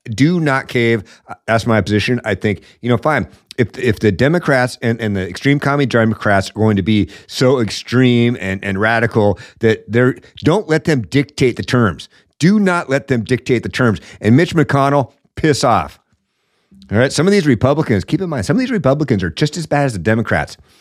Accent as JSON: {"language": "English", "town": "Seattle", "region": "Washington", "country": "United States", "tie": "born or raised there", "said": "I grew up in Seattle"}